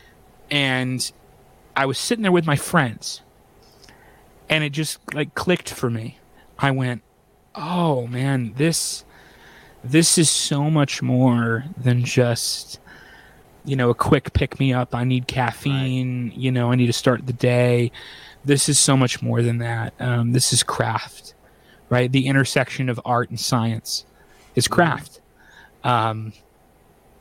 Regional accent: Grand Rapids, Michigan, United States; coffee from my hometown

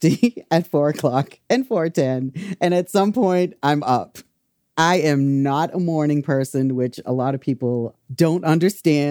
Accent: Wareham, Massachusetts, United States; also born or lived in Boston; I grew up in Wareham, Mass, which is a small town

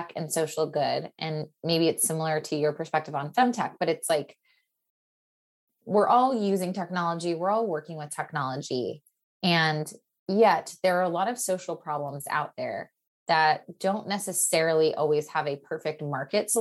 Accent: Portland, Oregon, United States; also born or lived in Stanford, California; now in Los Angeles, United States; I grew up in Portland, Oregon

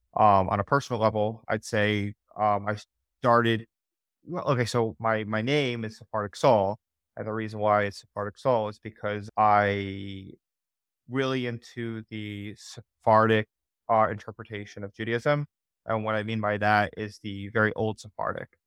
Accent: New Jersey, United States; moved away; also born or lived in Israel; I'm from Jersey, so I was commuting, like, three hours there and back

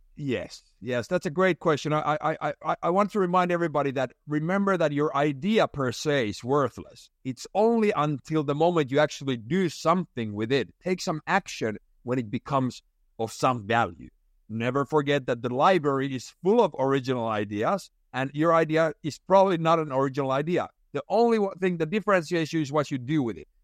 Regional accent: Finland; moved away; I had been working most summers, uh, back in Finland, where it's very traditional to work, uh, as a young person

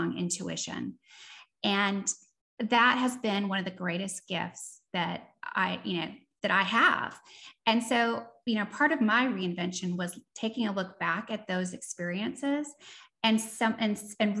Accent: Seattle, Washington, United States; moved away as an adult; also born or lived in East Coast, United States / Austin, Texas / New Orleans, Louisiana; born on the East Coast, raised in Seattle

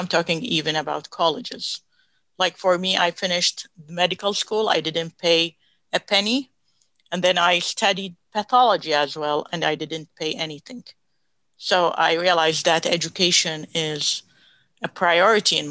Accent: Baghdad, Baghdad Governorate, Iraq; moved away as an adult; also born or lived in Texas; now in United States; I grew up in Baghdad, Iraq

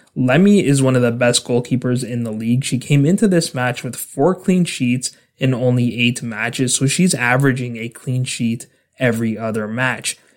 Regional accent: Canada; my home country of Canada

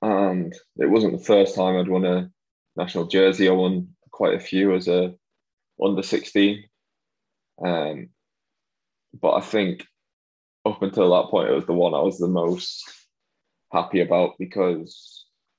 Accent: Wigan, North West England, United Kingdom; also born or lived in Wilmslow; where I grew up in Wigan

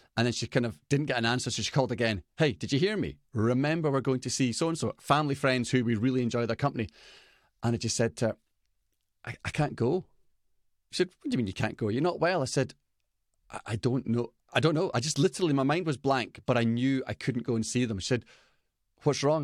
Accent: Scotland, United Kingdom; I'm Scottish

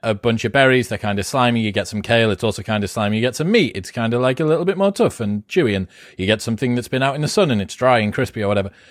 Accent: United Kingdom; I'm British

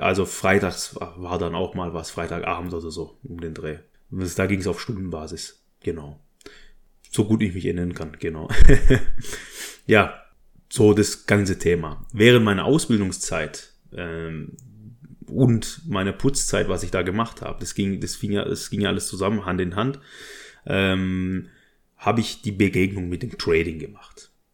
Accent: Stuttgart district, Baden-Württemberg, Germany; also born or lived in Berlin; Ich bin geboren und aufgewachsen, also geboren 1986 im Kreise Stuttgart in Baden-Württemberg in einer kleinen Kleinstadt

